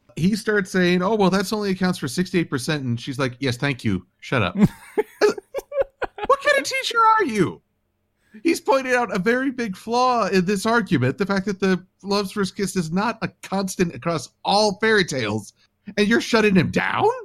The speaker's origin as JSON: {"language": "English", "country": "United States", "said": "I'm American"}